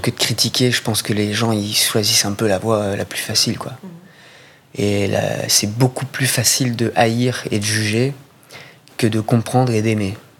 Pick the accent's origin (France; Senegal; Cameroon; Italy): France; Corsica; quand j'étais ado, d'ailleurs en Corse